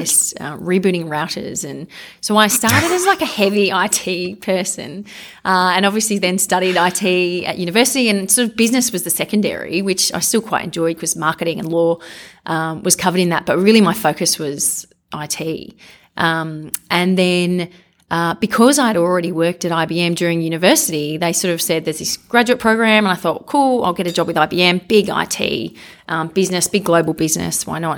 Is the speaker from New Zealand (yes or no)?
no; Canberra, Australian Capital Territory, Australia; moved away as an adult; also born or lived in New York / Sydney; I grew up in Canberra. I went to Fraser Primary and Canberra High